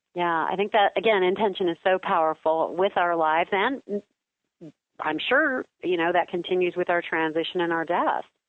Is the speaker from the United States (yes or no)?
yes; Kansas, United States; I am from Kansas.